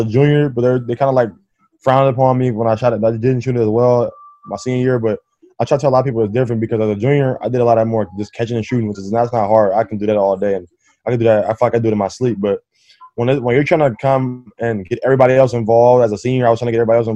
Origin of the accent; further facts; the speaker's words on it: Oakland, California, United States; I'm already from Oakland